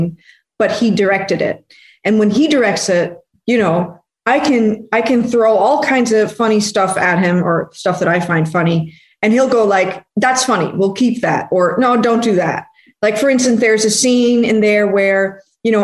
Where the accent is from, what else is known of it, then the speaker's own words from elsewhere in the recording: Netherlands; I'm from Holland, and this is a very secular country, so I didn't really grow up with any religion